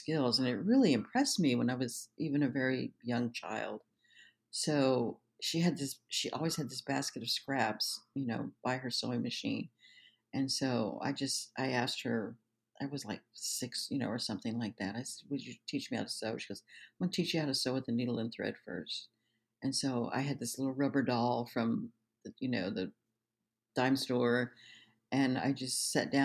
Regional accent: Denver, Colorado, United States; also born or lived in Osage Reservation, Oklahoma; I went to, you know, the rest of my grade school and high school there in Denver

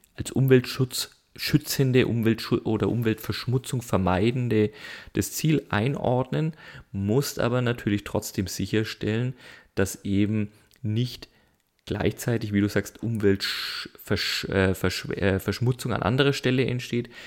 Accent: Germany; als Deutsche

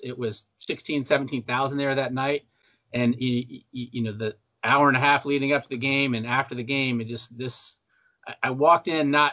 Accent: Texas, United States; I grew up in Texas in the mid 70s, early 80s

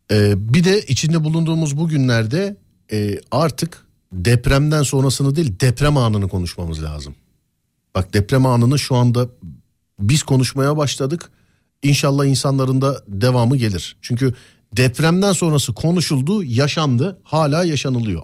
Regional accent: Istanbul, Turkey; also born or lived in Üsküdar, Istanbul; Abi ben Şişliliyim. Üsküdar'da, e, yaşıyorum bir dönemdir. Ama Şişliliyim.

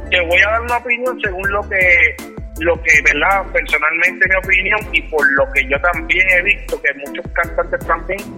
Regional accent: Puerto Rico; nosotros los boricuas tenemos que ver mucho tanto en inglés como en español con la cultura hip hop.

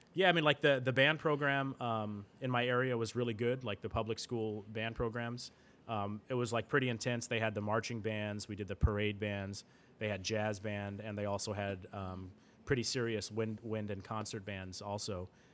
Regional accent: Vancouver, Washington, United States; first language English; also born or lived in Seattle area, Washington; When I entered into the sixth grade, we moved from, um, the Seattle area in Washington, um, to Vancouver, Washington, which is, um, south. So it's really close to Portland, Oregon. I usually just tell people I'm from Portland, Oregon

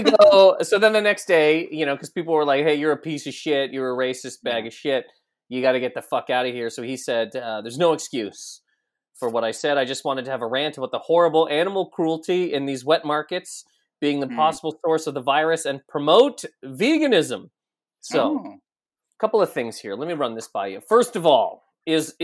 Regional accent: Canada; We're both Canadian

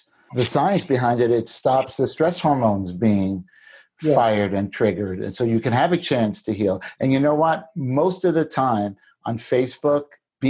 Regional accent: New York, United States; now in New Jersey, United States; I live in New Jersey, even though I do. I still feel like I live in New York, and I'm a New Yorker.

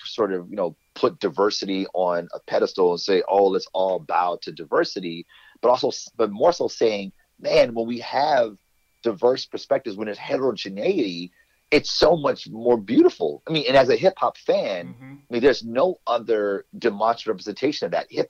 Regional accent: Detroit, Michigan, United States; growing up in Detroit, blackest city in the country

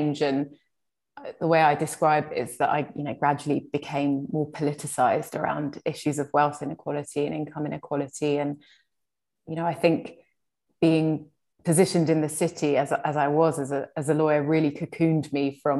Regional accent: London, United Kingdom; also born or lived in Hammersmith; I was born here along with my three siblings. And I grew up in a really lovely working class community in Shepherd's Bush.

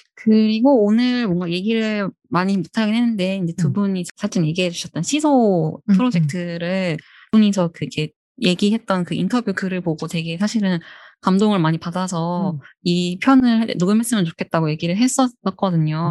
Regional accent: Seoul, South Korea; 저는 서울 촌놈이라서

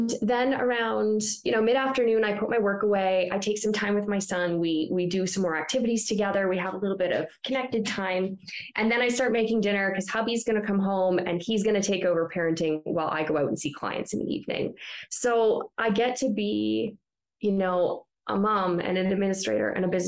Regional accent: Ontario, Canada; moved away as an adult; also born or lived in British Columbia; now in Calgary, Canada; I'm from Ontario

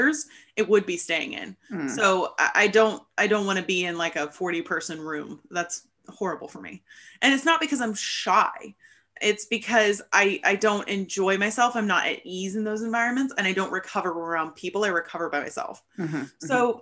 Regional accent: United States; growing up in America

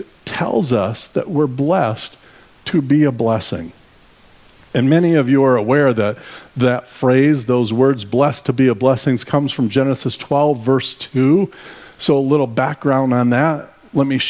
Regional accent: Arizona, United States; We are from Arizona, so we traveled from Arizona to join you for the summer

